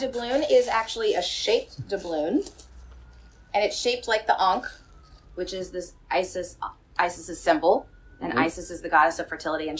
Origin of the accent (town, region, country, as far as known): New Orleans area, Louisiana, United States; born or raised there